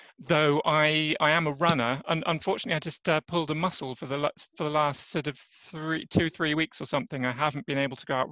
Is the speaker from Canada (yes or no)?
no; England, United Kingdom; moved away as an adult; now in Örebro, Sweden; as you might hear from my accent, I'm actually an Englishman, so I'm not native Swede. My story around that is just that I'm from England